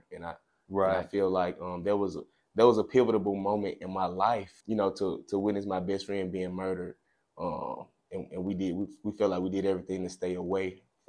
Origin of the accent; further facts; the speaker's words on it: Clarksdale, Mississippi, United States; I grew up in Clarksdale, Mississippi, a town that we both are familiar with.